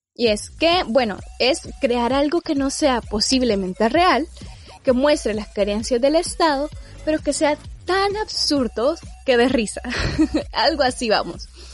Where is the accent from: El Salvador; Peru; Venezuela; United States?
El Salvador; a nosotros mismos como sociedad salvadoreña